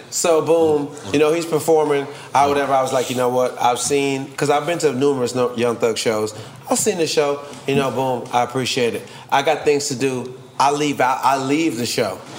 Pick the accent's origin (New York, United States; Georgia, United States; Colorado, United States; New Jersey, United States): Georgia, United States; Atlanta; I'm from Atlanta